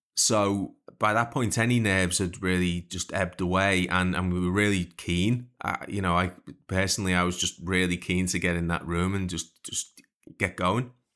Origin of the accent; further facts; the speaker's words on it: Liverpool, North West England, United Kingdom; growing up in Liverpool